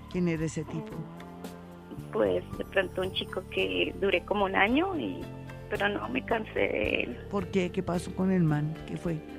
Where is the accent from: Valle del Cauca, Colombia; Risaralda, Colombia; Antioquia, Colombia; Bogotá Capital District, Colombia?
Risaralda, Colombia; Pereira; now in Bogotá, Colombia; Sí, yo soy de Pereira.